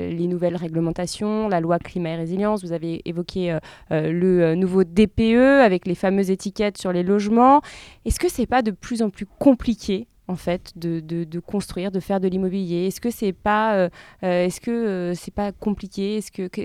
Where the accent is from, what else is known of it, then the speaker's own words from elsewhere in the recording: Lyon, Auvergne-Rhône-Alpes, France; Je connais bien, je suis lyonnaise.